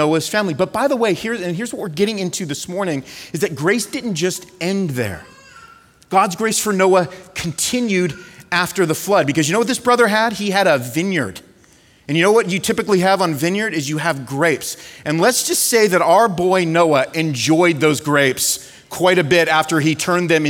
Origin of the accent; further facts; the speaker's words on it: California, United States; moved away; I'm from California